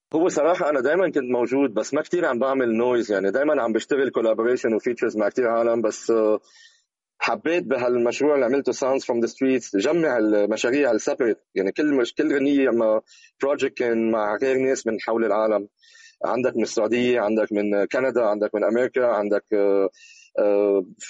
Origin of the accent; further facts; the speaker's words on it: Lebanon; moved away as an adult; now in Malaysia; اول ما طلعت من لبنان